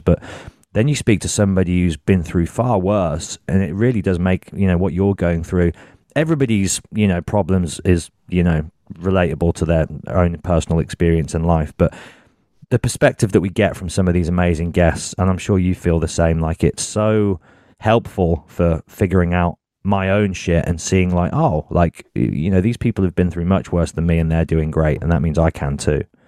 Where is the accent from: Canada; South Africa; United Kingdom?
United Kingdom; Birmingham, West Midlands; I'm from Birmingham